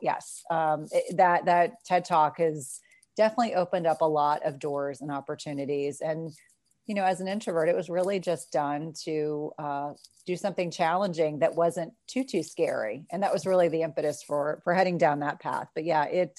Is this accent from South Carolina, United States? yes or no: yes; South Carolina, United States; moved away; I was born in South Carolina, still have a lot of family there, and have a lot of wonderful memories.